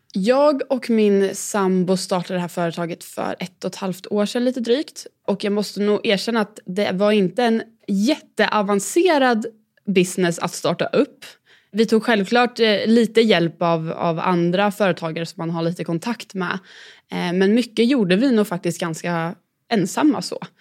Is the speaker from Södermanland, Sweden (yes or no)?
yes; Katrineholm, Södermanland, Sweden; Jag är född och uppvuxen i eh, Katrineholm